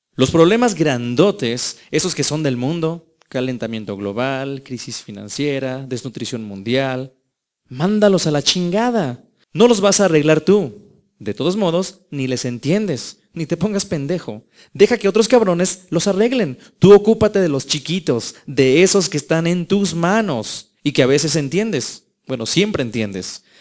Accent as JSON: {"language": "Spanish", "country": "Mexico"}